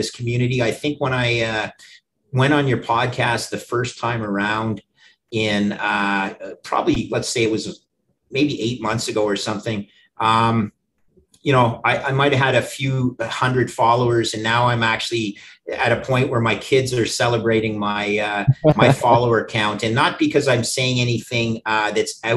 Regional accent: Canada; as a Canadian

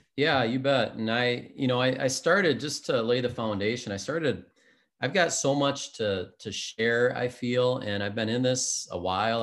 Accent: Spring Lake Park, Minnesota, United States; grew up in the Twin Cities area, a suburb of um, Minneapolis called Spring Lake Park

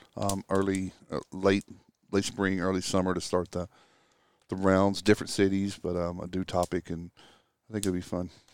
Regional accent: Texas, United States; moved away as an adult; I grew up in Texas. Um, lived there all the way through, through college

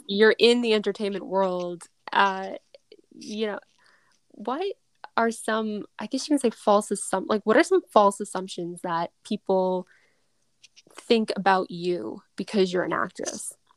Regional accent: Massachusetts, United States; I'm from Mass

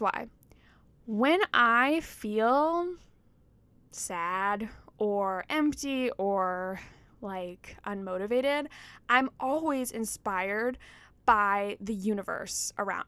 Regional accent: Georgia, United States; growing up in Georgia, like there's Stone Mountain

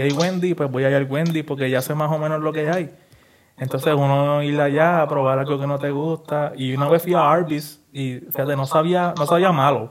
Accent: Puerto Rico; como nosotros puertorriqueños

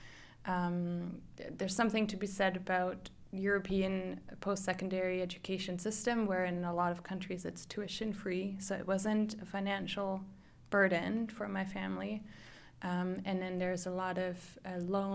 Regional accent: Germany; moved away as an adult; now in Vancouver, Canada; I'm originally from Germany, where I grew up as the oldest of three kids in a pretty large extended family.

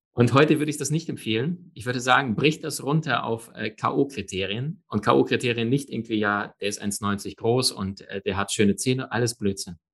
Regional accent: Germany; bei uns in Deutschland

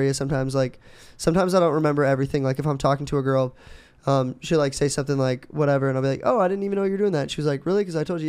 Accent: Minnesota, United States; moved away; I am from Minnesota.

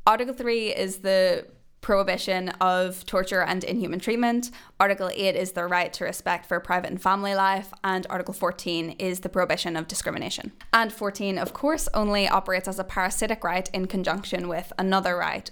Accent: Northern Ireland, United Kingdom; now in Cambridge, United Kingdom; I'm an Irish woman and a Northern Irish woman

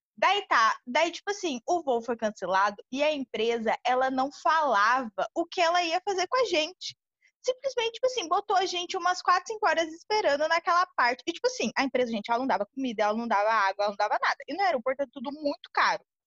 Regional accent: São Paulo, Brazil; now in Bahia, Brazil; eu sou de São Paulo e meu pai mora na Bahia. Hoje em dia eu moro na Bahia também

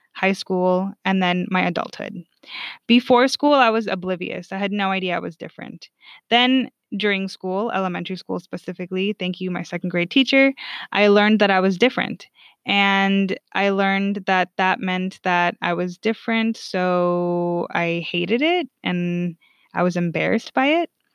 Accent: California, United States; also born or lived in Sweden; I'm from the state that, like, votes correctly

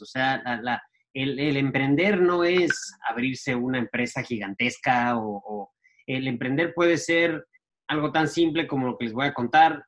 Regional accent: Ecuador; soy un em, ecuatoriano de 40 años. Em, eh, nací, en, Ecuador y estudié en, un colegio ah, americano

